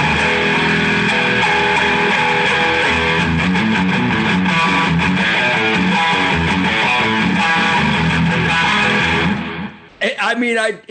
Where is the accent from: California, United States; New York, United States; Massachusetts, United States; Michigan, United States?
Michigan, United States; moved away as an adult; now in Texas, United States; I was born and raised in Michigan, but when it turned into a suburb of San Francisco, I moved to Texas